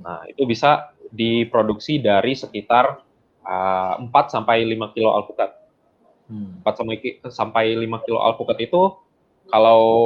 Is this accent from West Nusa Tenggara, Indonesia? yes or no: no; Bandung, West Java, Indonesia; also born or lived in West Sumatra; saya tinggal di Bandung, uh, saya aslinya orang uh, Sumatera Barat, orang Padang. Hmm. tapi saya memang lahir di Bandung. Jadi orang tua aslinya dari Sumatera Barat.